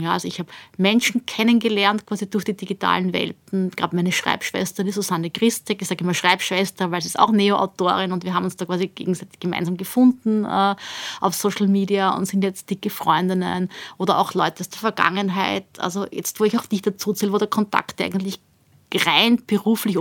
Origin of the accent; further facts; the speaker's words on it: Austria; bei uns in Österreich